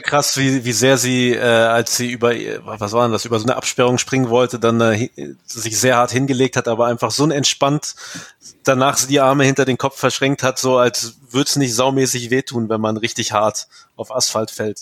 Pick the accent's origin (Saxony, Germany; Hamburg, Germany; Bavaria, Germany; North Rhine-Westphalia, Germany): North Rhine-Westphalia, Germany; Ostwestfalen-Lippe; Aber Ostwestfalen-Lippe ist ja meine Heimat